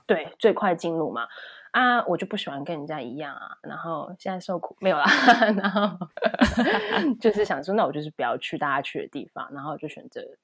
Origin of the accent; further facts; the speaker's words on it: Taiwan; now in Germany; 来自一个非常朴实的地方，台湾